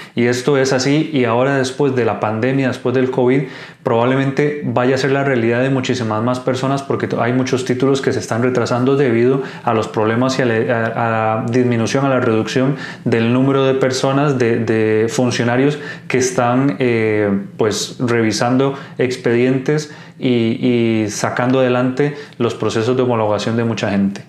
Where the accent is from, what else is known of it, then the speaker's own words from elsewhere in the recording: Costa Rica; moved away as an adult; now in Spain; soy médico de Costa Rica, actualmente haciendo la residencia en España